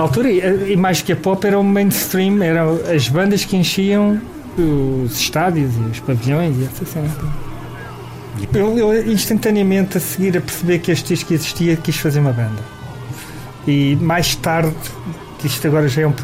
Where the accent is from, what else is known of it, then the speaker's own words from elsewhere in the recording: Lisbon, Portugal; also born or lived in Santo António dos Cavaleiros; sou da Alfama e a minha família tinha uma taberna barra casa de fados